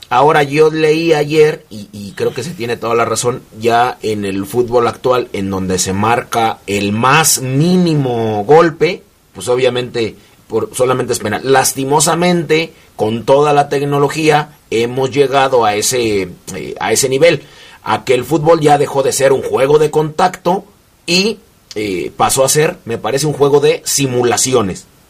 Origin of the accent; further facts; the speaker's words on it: Mexico; soy mexicano